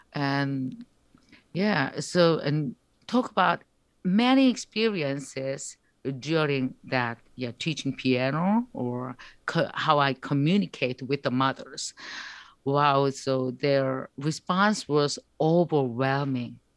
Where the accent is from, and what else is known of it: South Korea; English is a second language